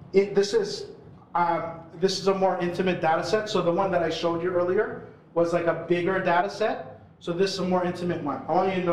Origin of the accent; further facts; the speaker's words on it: Philippines; now in Toronto, Canada; I'm Filipino